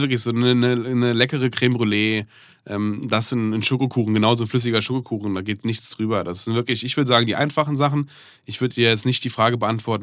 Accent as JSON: {"language": "German", "country": "Germany", "tie": "born or raised there", "said": "ich bin in Deutschland aufgewachsen. Ich bin eigentlich neunundneunzig Prozent Deutscher"}